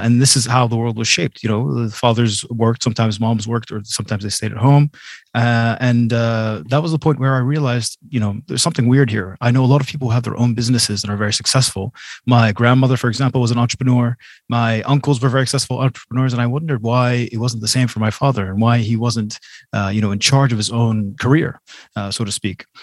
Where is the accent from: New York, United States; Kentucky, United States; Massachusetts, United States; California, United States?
Massachusetts, United States; Boston; now in Jordan; I was born and raised in Boston, Massachusetts.